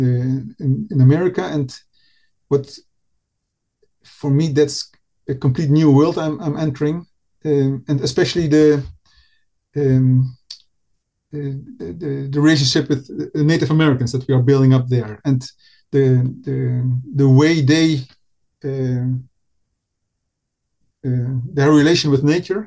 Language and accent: English; Nijmegen, Gelderland, Netherlands; my hometown, Nijmegen